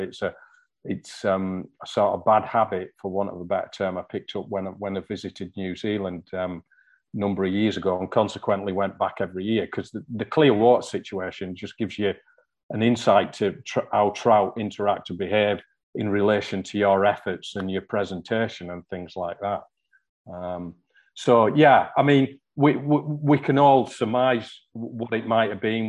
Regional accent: hometown near Newlands Beck, North West England, United Kingdom; the first stream I ever fished was one called Newlands Beck, just outside my hometown

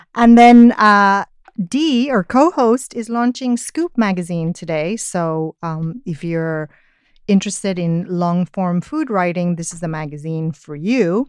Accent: Spain; I'm Spanish, uh, and I'm a writer

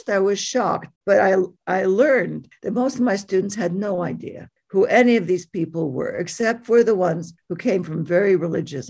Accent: Montreal, Quebec, Canada; now in Lethbridge, Canada; I'm from Montreal

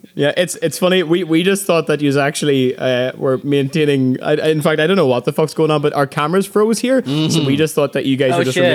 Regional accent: Ireland; now in Canada; I'm sure we're from Ireland.

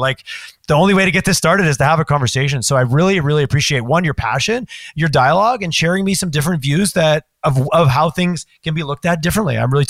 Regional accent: Quebec, Canada; now in Alberta, Canada; I felt I was a refugee of growing up in Quebec during referendums.

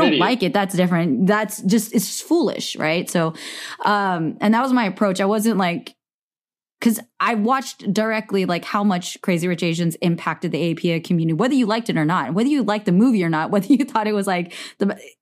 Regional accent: Silicon Valley, California, United States; I grew up in Silicon Valley.

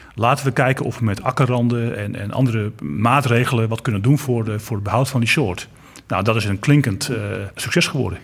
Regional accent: Kop van Noord-Holland, North Holland, Netherlands; ik kom aan de kop van het Holland. Dus ik heb geen Groningse taal

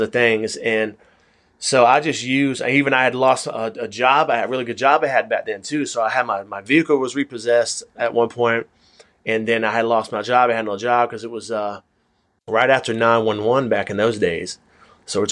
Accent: Atlanta, Georgia, United States; I am from Atlanta.

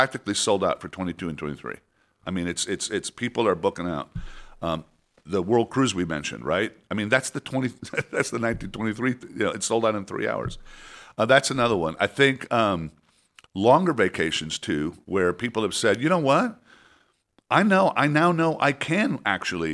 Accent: Mexico City, Mexico; I was born in Mexico City.

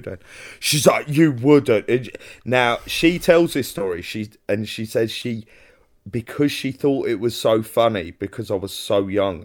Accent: London, United Kingdom; accent: Cockney; as soon as they hear my accent, they know to leave you alone. As soon as they hear you're from London

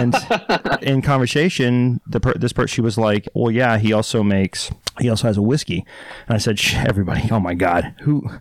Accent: Dallas, Texas, United States; moved away; Born and raised, yeah, Dallas, Texas

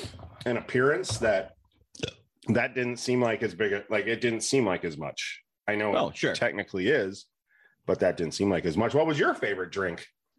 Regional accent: United States; I was born in the United States.

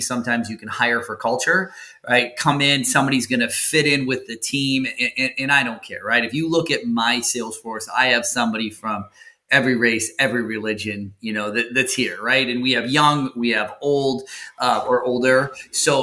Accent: Wisconsin, United States; where I grew up in Wisconsin was like on, it was out in the sticks

